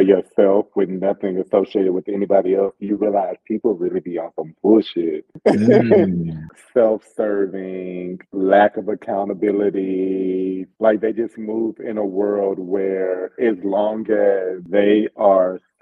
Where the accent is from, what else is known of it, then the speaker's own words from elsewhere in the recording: the South, United States; I'm from the South, so there's always a sense of conservatism that I carry with me